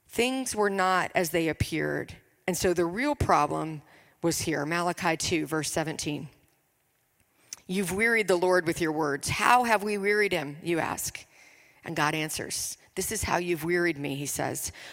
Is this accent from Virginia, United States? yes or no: yes; Richmond, Virginia, United States; I am from Richmond, Virginia.